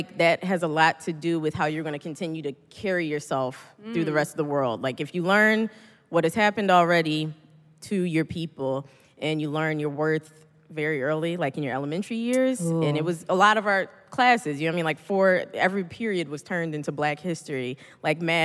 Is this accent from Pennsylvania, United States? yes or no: yes; Philadelphia, Pennsylvania, United States; accent: thick Philly accent; I went to school at Temple in Philly. So I wasn't aware how thick my accent was at the time